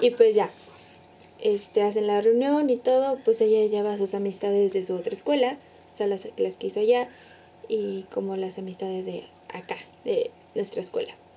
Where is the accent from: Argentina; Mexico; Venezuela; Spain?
Mexico; San Luis Potosí; Todos somos potosinos, potosinas.